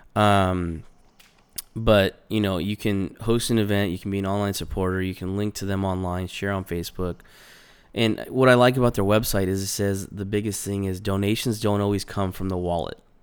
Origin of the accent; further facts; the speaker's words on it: California, United States; moved away; I grew up in California.